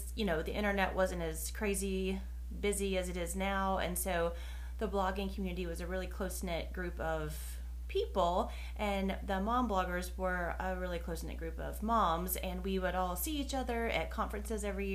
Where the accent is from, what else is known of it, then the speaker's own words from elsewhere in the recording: North Carolina, United States; in the South, I'm from North Carolina, and in the South, most people talk very slowly, and I do not